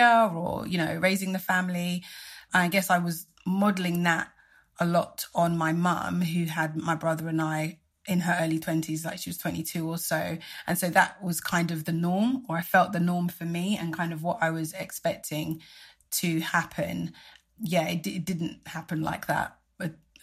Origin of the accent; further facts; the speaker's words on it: Nigeria; I'm Nigerian, and the Nigerian community is strong and vibrant